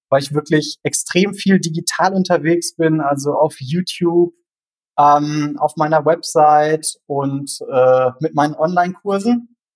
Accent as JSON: {"language": "German", "region": "North Rhine-Westphalia", "country": "Germany", "tie": "born or raised there", "said": "Aber aufgewachsen bin ich wirklich im Sauerland."}